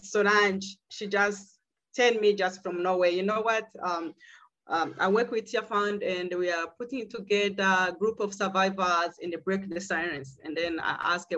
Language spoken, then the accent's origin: English; Burundi; now in South Africa; I'm from Burundi.